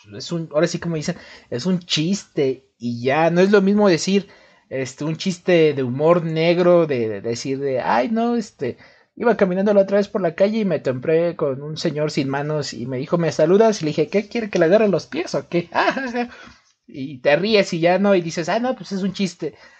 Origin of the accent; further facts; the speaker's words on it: Mexico; somos mexicanos